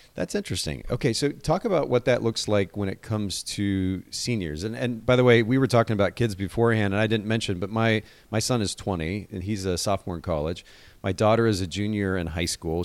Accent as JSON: {"language": "English", "town": "Seattle", "region": "Washington", "country": "United States", "tie": "born or raised there", "moved": "yes", "said": "I actually grew up in Seattle, spent some time in Seattle when I was a kid"}